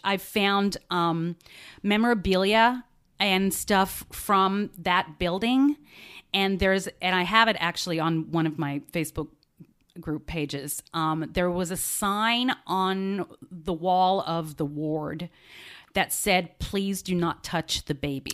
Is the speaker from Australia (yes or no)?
yes; Australia; moved away; I grew up in Australia